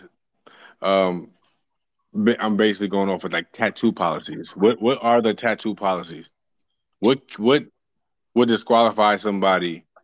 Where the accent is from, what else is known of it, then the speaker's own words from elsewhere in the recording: New Jersey, United States; now in San Diego, United States; I currently reside in San Diego, California, and I am from New Jersey